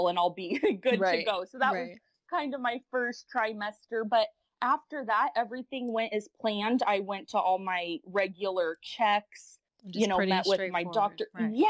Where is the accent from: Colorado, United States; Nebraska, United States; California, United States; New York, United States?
Nebraska, United States; Lincoln; I am born and raised in Lincoln, Nebraska